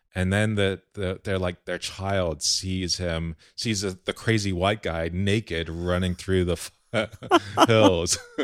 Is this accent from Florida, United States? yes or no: yes; Key Biscayne, Florida, United States; I grew up on Key Biscayne